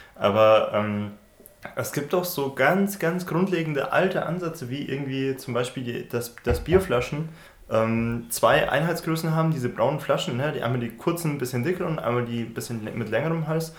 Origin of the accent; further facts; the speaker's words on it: Regensburg, Bavaria, Germany; now in Dresden, Germany; Regensburg in meiner Heimatstadt